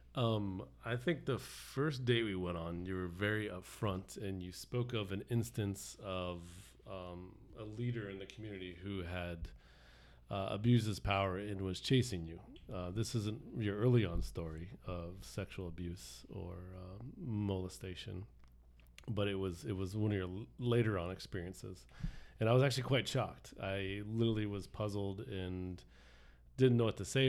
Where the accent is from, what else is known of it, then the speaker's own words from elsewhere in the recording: South Florida, United States; I grew up here in South Florida